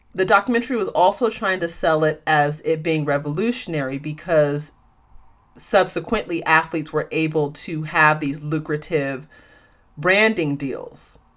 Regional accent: San Francisco Bay Area, California, United States; I'm from the San Francisco Bay Area, a small city in the San Francisco Bay Area.

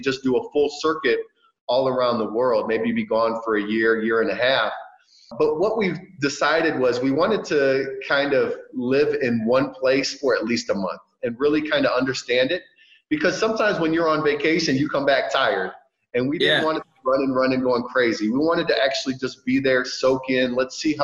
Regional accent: Cleveland, Ohio, United States; moved away as an adult; also born or lived in Kansas / Alaska / Kansas City; now in South America; my hometown, Cleveland.

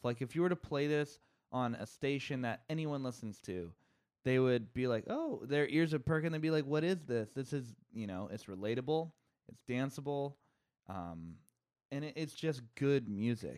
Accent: Bay Area, California, United States; also born or lived in Santa Barbara; I'm from the Bay Area and I moved back here

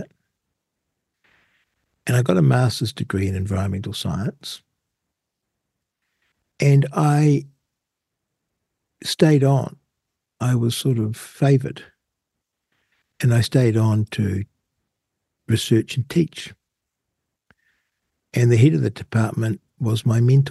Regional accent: New Zealand; being a Kiwi

